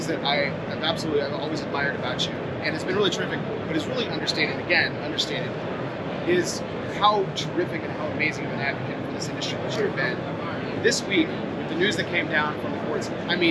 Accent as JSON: {"language": "English", "region": "Texas", "country": "United States", "said": "I'm from Texas"}